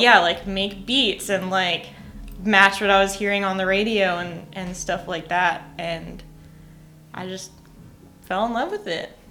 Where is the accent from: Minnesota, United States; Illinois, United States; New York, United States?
New York, United States; moved away as an adult; also born or lived in Boston; now in Nashville, United States; I grew up in New York. I lived in Boston